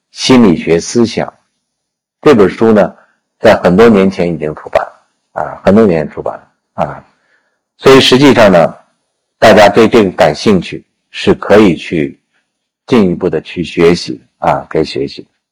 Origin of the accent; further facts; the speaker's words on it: China; 我们中国人